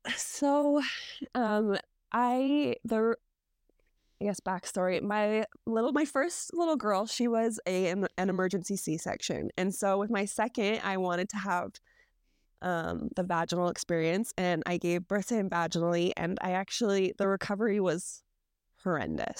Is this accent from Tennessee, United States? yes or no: no; Utah, United States; I grew up here in Utah